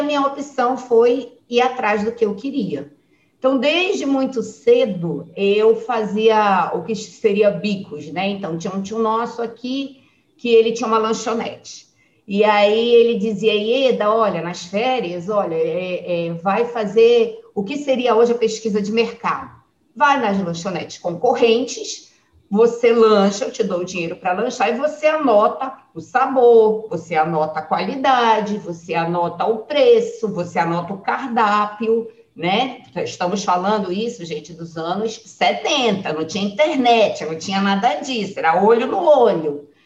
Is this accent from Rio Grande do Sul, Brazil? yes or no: no; Manaus, Amazonas, Brazil; nós nascemos, eu nasci em Manaus, a minha família é toda de Manaus.